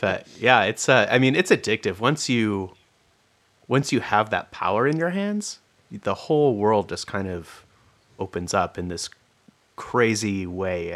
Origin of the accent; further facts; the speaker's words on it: California, United States; moved away as an adult; also born or lived in Olympia, Washington; I was from California